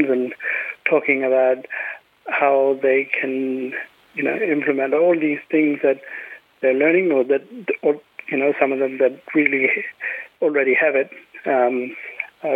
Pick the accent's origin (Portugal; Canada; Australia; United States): Australia; Western Desert area, Western Australia; also born or lived in Kimberley; Maru person from the Western Desert area in Western Australia